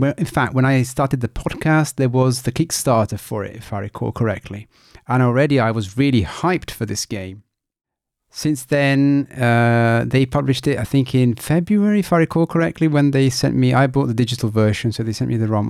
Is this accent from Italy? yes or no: yes; Italy; moved away; I am originally from Italy